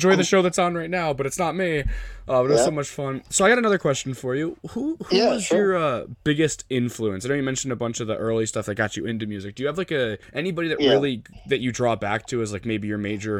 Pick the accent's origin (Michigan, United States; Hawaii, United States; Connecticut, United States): Connecticut, United States; I'm from Connecticut. I'm from the East Coast myself.